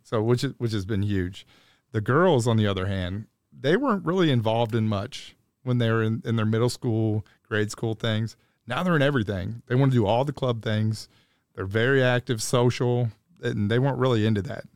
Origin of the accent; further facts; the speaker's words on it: Dayton, Ohio, United States; moved away as an adult; now in Louisville, United States; I'm originally from Dayton, Ohio. I went to a public school in Dayton, Ohio